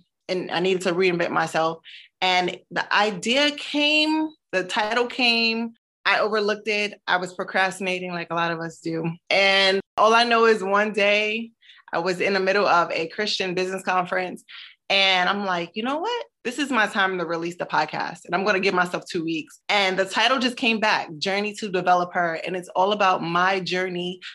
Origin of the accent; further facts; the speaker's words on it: Newark, New Jersey, United States; also born or lived in Brooklyn, New York; Newark, New Jersey, where I grew up